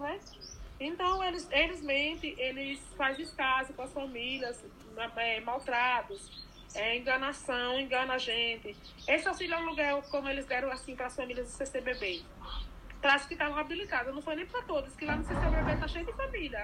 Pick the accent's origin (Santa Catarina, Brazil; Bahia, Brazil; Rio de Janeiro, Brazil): Bahia, Brazil; Presidente Dutra; moved away as an adult; now in Brasília, Brazil; eu sou baiana, sou do Presidente Dutra, Irecê, né? Região de Irecê. É, vim para aqui em 2010, para Brasília